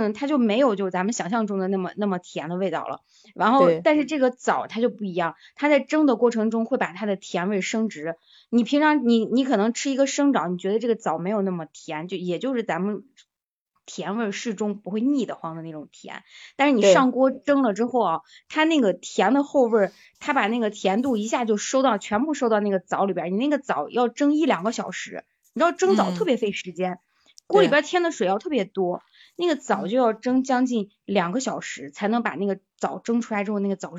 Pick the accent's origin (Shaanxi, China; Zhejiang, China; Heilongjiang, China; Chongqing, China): Shaanxi, China; 我们是陕西这边的嘛